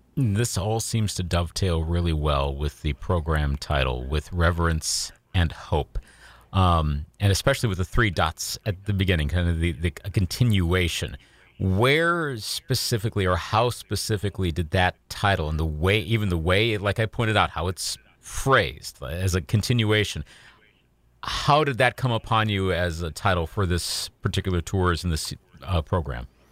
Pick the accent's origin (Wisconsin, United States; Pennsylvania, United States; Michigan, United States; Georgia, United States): Wisconsin, United States; Eau Claire; also born or lived in Iowa; my hometown here in Eau Claire